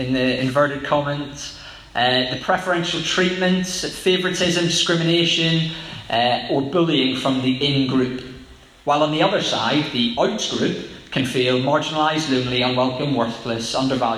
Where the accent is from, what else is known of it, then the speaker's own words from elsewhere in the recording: Northern Ireland, United Kingdom; Growing up in Northern Ireland